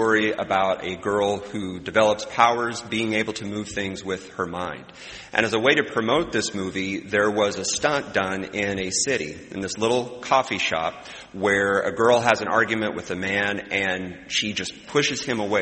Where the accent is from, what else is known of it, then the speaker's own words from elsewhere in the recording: Midwest, United States; as a Midwesterner